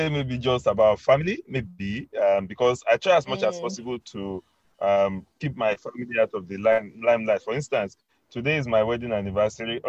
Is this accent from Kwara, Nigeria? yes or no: yes; Kwara, Nigeria; I'm from Kwara State.